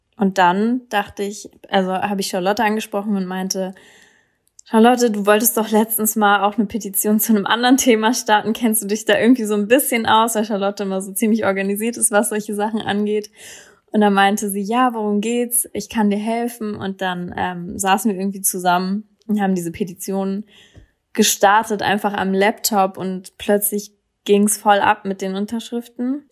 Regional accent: Berlin, Germany; ich komme aus Berlin.

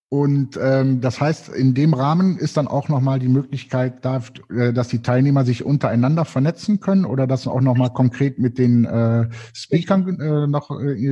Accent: Cologne, North Rhine-Westphalia, Germany; ich als Kölner bin natürlich stolz darauf, dass die Konferenz bei euch stattfindet

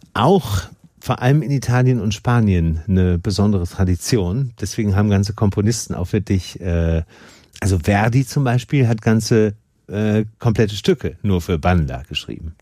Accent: Germany; bei uns in Deutschland

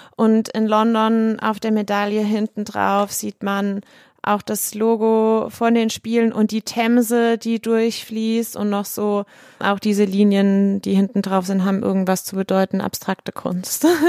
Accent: Kaiserslautern, Rhineland-Palatinate, Germany; Ich bin hier in Kaiserslautern groß geworden.

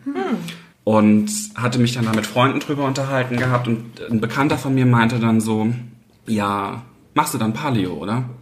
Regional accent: Mainz, Rhineland-Palatinate, Germany; Ich bin gebürtig aus Mainz, ja. Also ich bin jetzt die letzten 31 Jahre durchgängig hier in Mainz gewesen

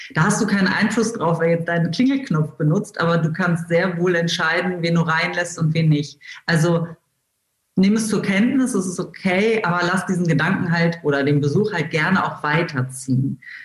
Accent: Wolfsburg, Lower Saxony, Germany; ich bin tatsächlich in Wolfsburg geboren und lebe hier äh, immer noch

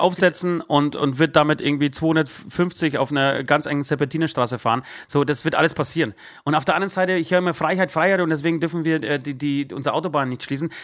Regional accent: Poland; now in Germany; ich komme aus Polen

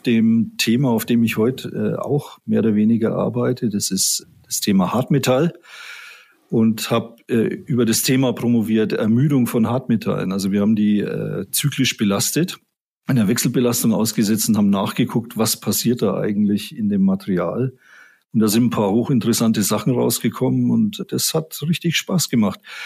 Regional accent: Erlangen, Bavaria, Germany; ich bin gebürtiger Mittelfranke, ich komme aus Erlangen

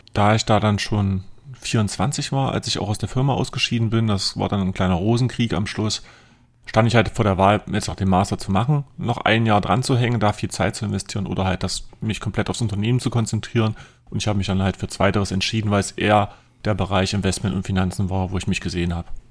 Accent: near Lutherstadt Eisleben, southern Saxony-Anhalt, Germany; moved away as an adult; now in Magdeburg, Germany; aufgewachsen bin ich im südlichen Sachsen-Anhalt, Lutherstadt Eisleben, da in der Umgebung in einem kleinen Dorf

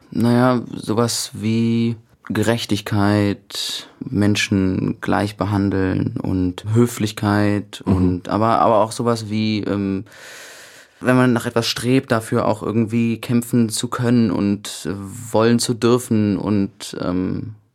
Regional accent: Cologne, North Rhine-Westphalia, Germany; Köln, das ist meine Heimatstadt.

